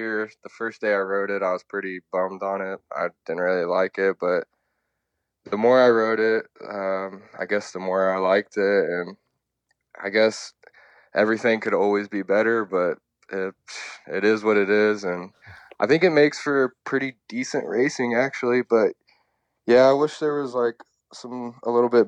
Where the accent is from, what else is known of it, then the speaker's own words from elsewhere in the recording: Dayton, Ohio, United States; moved away as an adult; now in Florida, United States; I grew up in Dayton, Ohio, and my dad raced motocross